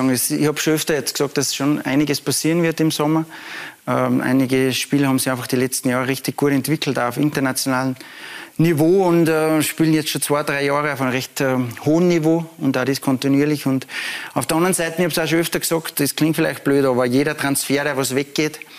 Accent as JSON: {"language": "German", "region": "Salzburg", "country": "Austria", "said": "ich komme aus Salzburg, bin mit der Familie dort"}